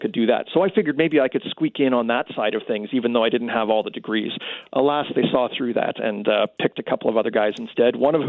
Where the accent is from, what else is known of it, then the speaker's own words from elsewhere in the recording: Canada; explaining, you know, what I would do as a Canadian astronaut, because we only have a few astronauts